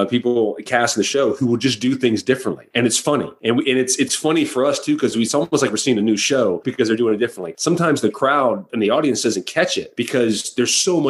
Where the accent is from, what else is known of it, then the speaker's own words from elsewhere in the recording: Florida, United States; I grew up in Florida